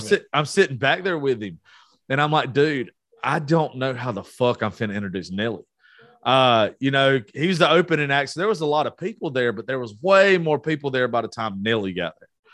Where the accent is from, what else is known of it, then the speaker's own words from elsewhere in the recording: Georgia, United States; I'm from Georgia.